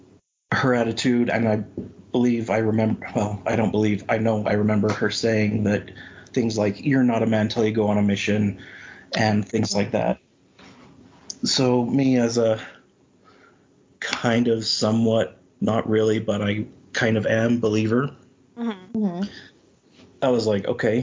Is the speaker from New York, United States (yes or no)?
no; Spanish Fork, Utah, United States; I was born in the covenant. I grew up in Spanish Fork